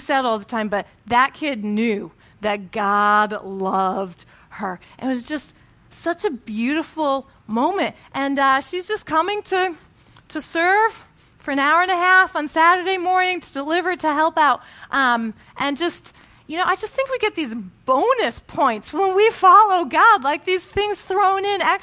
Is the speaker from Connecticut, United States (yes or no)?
yes; Connecticut, United States; I joined this church in, my hometown in Connecticut